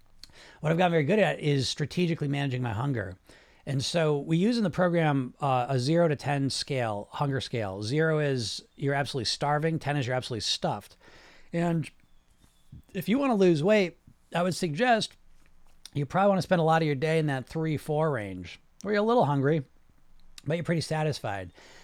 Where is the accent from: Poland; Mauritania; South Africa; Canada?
Poland; And, I'm from Poland. That's cool.